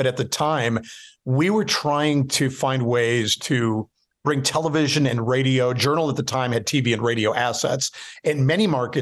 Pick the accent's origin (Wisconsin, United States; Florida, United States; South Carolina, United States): Wisconsin, United States; Milwaukee; moved away as an adult; when I got back to Milwaukee, so I'd been at King Broadcasting, and then I get recruited to come back to my hometown.